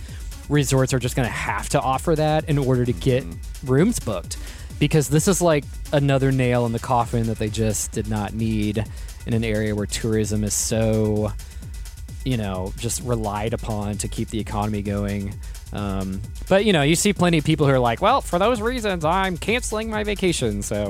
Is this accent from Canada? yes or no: no; United States; as American citizens